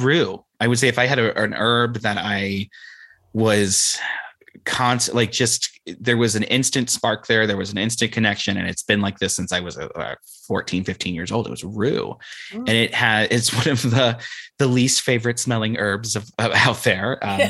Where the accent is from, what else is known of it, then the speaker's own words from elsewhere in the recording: Ohio, United States; now in San Francisco Bay Area, United States; when I was growing up in Ohio